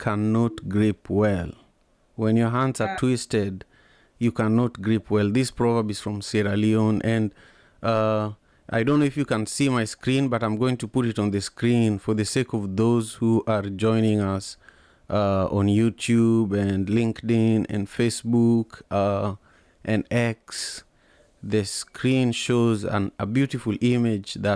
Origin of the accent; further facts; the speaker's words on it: Kisumu, Kisumu County, Kenya; when I was 8 years old, growing up in Kisumu, Kenya